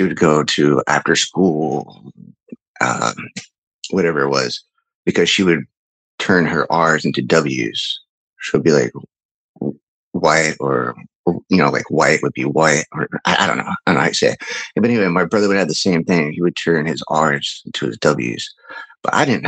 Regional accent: Midwest, United States; I grew up in the Midwest.

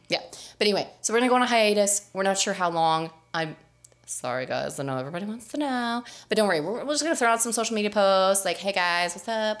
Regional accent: Texas, United States; I'm from Texas

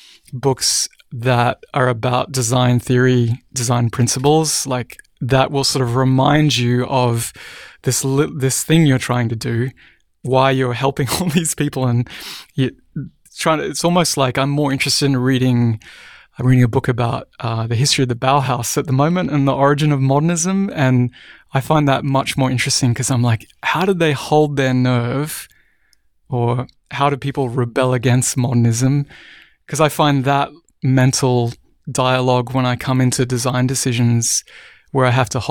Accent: Cairns, Queensland, Australia; also born or lived in Brisbane; So we moved from Cairns, far north Queensland, up into the mountains, which is the rainforested area of Australia, down to Brisbane.

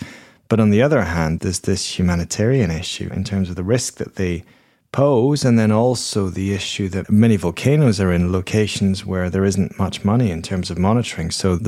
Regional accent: Edinburgh, Scotland, United Kingdom; I grew up in Edinburgh in Scotland, and Edinburgh is a city which is built on seven hills, and they're all volcanoes.

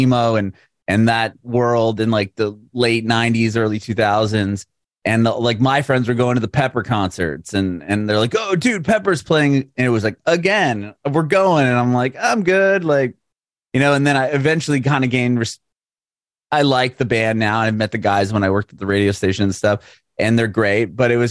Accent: San Diego, California, United States; I grew up in San Diego

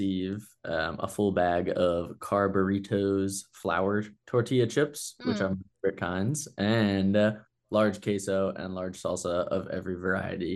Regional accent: Wilmington, North Carolina, United States; also born or lived in Chapel Hill, North Carolina; I'm from Wilmington, North Carolina, originally.

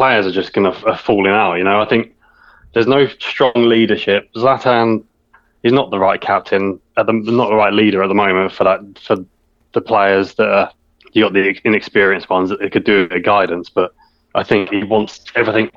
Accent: England, United Kingdom; being English

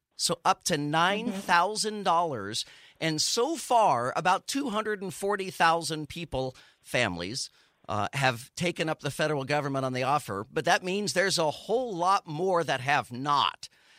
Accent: Texas, United States; also born or lived in California / Florida; now in Orlando, United States; I was born in California, raised in Texas, and live and work in Florida.

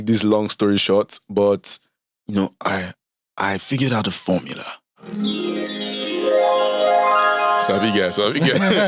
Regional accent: Nigeria; as a Nigerian

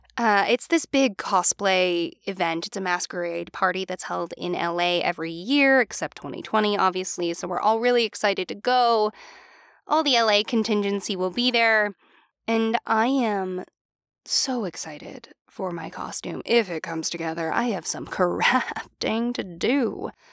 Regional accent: Philadelphia, Pennsylvania, United States; we're from the Philly area

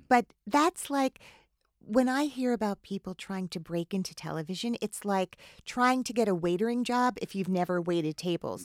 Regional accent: New Jersey, United States; I grew up in New Jersey

